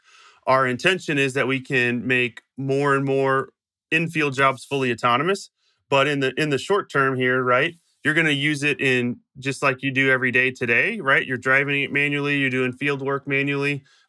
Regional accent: Illinois, United States; So I grew up in Southern Illinois, about 45 minutes south of St. Louis, Missouri, on what we'd call a hobby farm

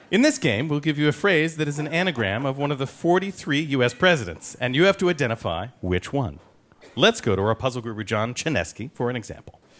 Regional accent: California, United States; I'm from California.

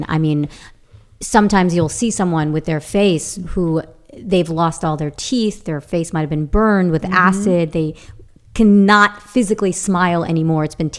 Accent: Long Island, New York, United States; moved away; as a little child growing up in Long Island, New York, with an Italian family

